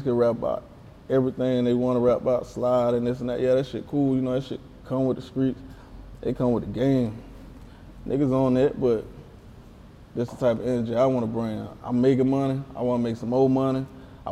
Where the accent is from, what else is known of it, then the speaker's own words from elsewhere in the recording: near Vance, South Carolina, United States; in Vance, South Carolina. That's right next to my hometown